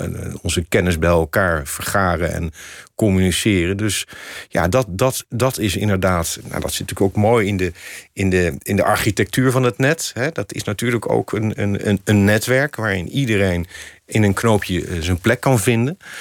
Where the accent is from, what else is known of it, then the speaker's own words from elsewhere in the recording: The Hague, South Holland, Netherlands; moved away as an adult; also born or lived in Amsterdam; Ik wilde ook heel graag uit Den Haag weg. Daar ben ik geboren en getogen